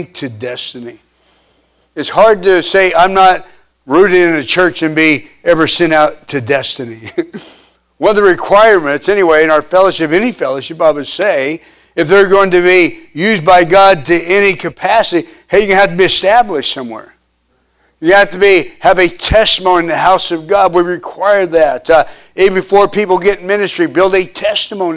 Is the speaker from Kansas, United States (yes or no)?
yes; Pittsburg, Kansas, United States; I grew up in Pittsburgh, Kansas